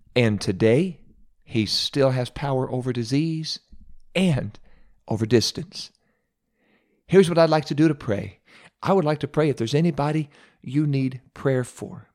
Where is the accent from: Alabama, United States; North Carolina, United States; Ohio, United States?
Ohio, United States; my home state of Ohio